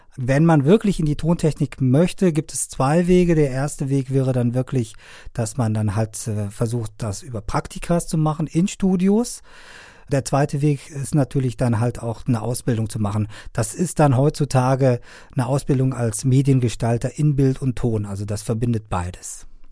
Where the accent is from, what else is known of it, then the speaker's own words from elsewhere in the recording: Afghanistan; now in Germany; ich komme ja ursprünglich aus Afghanistan